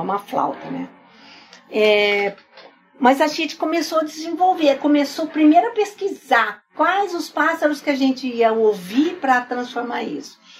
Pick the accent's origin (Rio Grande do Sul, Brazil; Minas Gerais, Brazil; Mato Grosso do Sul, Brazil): Mato Grosso do Sul, Brazil; Campo Grande; moved away; eu saí do Mato Grosso quando ele se separou